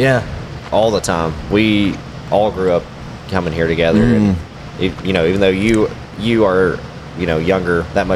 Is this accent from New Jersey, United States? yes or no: no; Eastern Kentucky, United States; growing up in Eastern Kentucky